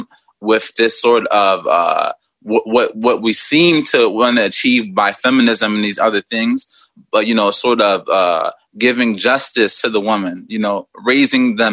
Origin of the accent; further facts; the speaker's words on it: Philadelphia, Pennsylvania, United States; moved away as an adult; also born or lived in Liberia / Guinea; now in Egypt; I was born and raised in Philadelphia, but I'm actually a West African native from Liberia and Guinea